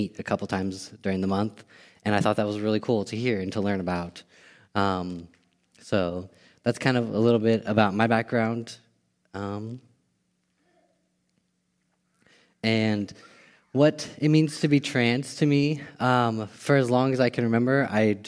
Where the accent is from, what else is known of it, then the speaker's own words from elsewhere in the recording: Bay Area, California, United States; I grew up in the Bay Area, California.